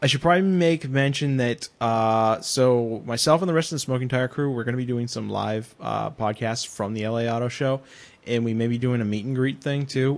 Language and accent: English; New England, United States; now in Los Angeles, United States; I grew up in New England